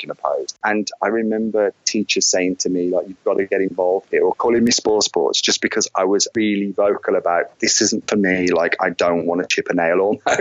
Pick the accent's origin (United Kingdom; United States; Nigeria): United Kingdom; Wolverhampton, West Midlands; So growing up for me was in the Black Country. I'm a Wolverhampton lad, born and bred.